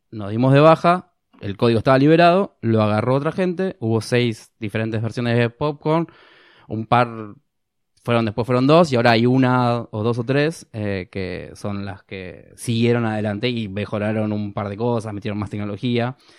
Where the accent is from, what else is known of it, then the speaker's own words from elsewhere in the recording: Argentina; nosotros como ser argentinos